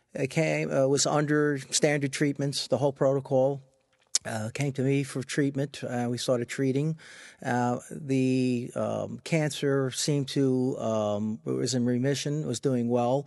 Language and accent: English; Freeport, New York, United States; I grew up in Freeport on Long Island